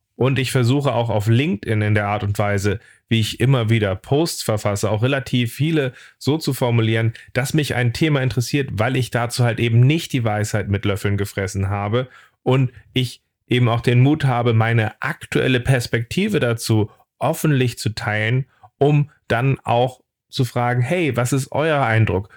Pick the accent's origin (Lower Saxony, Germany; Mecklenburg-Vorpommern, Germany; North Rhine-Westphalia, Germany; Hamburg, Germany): Hamburg, Germany; ich bin Hamburger